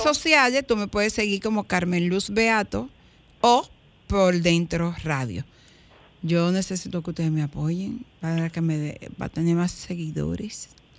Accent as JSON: {"language": "Spanish", "country": "Dominican Republic", "tie": "born or raised there", "said": "Qué bueno que nací en este país. Qué bueno que soy dominicano"}